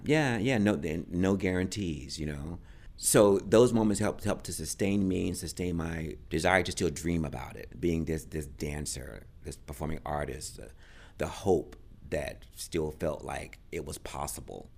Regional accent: Raleigh, North Carolina, United States; I was born in Raleigh, North Carolina. grew up on a pig farm.

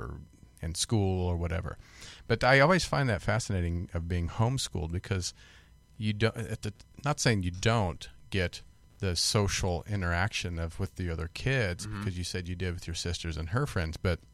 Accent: Kansas, United States; I grew up in Kansas, and I was the baby of the family.

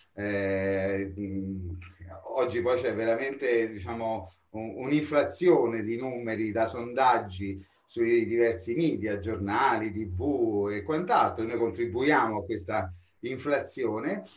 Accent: Rome, Lazio, Italy; Io sono romano della Garbatella

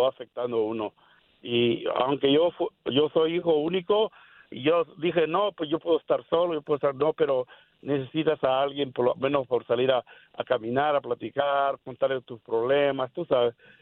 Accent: El Salvador; moved away; yo, soy de El Salvador.

